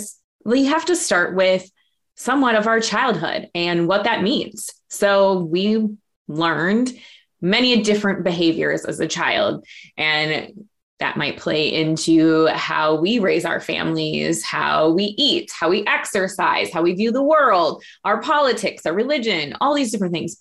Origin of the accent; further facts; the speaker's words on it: Minneapolis, Minnesota, United States; I grew up in South Minneapolis in a little bit of a rougher neighborhood.